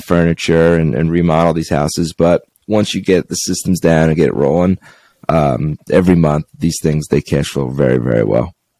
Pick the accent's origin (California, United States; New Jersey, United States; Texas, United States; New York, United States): New York, United States; Long Island; moved away as an adult; now in Henderson, United States; I'm from Long Island, New York, and I moved to Henderson, Nevada about 11 years ago